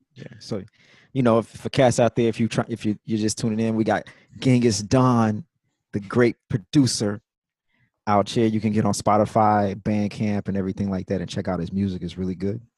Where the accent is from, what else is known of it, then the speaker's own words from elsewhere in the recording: Jackson, Mississippi, United States; moved away; also born or lived in New York City / New Orleans; I'm from Jackson, Mississippi